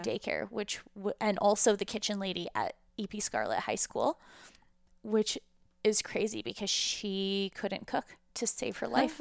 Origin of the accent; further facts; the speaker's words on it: Calgary, Alberta, Canada; also born or lived in Ukraine; we moved to Calgary when I was five, uh, from what is now the Ukraine, but was at the time the former U S S R.